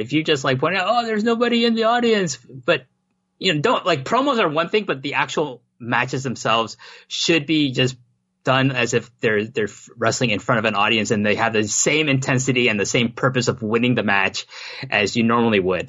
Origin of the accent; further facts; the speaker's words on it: Toronto, Ontario, Canada; moved away; Toronto. That's my hometown.